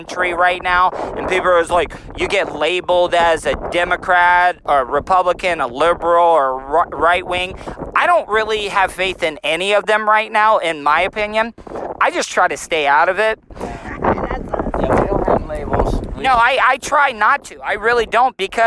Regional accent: DeLeon Springs, Florida, United States; I grew up in DeLeon Springs. So I'm born and raised in Volusia County.

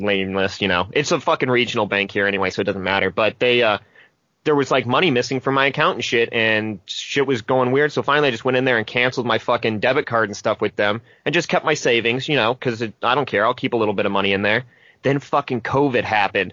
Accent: Lincoln, United States; growing up in Lincoln, that tiny ass school

